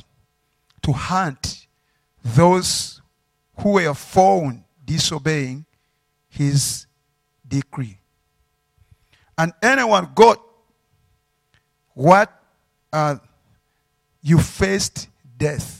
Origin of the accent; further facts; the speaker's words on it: Uganda; I'm from Uganda